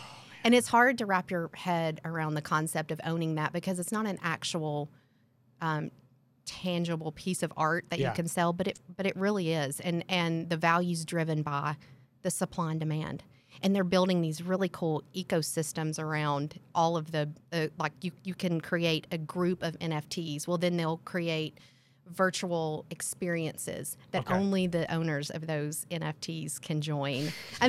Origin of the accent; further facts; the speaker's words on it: Tennessee, United States; So I am a girl from Tennessee that has worked on her accent. People don't ask me where I'm from anymore.